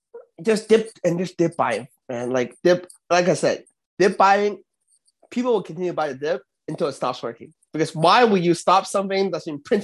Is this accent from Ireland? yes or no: no; Canada; I'm Canadian. We are Canadian.